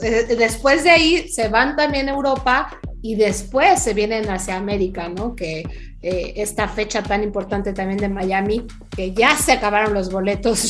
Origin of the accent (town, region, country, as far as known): Mexico